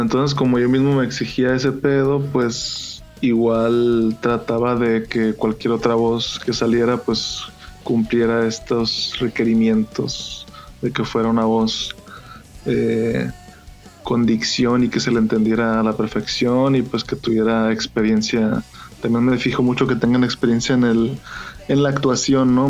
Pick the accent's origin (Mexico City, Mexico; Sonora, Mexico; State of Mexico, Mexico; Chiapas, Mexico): Sonora, Mexico; Hermosillo; accent: Sonoran; a pesar de que soy sonorense trataba de no hablar como sonorense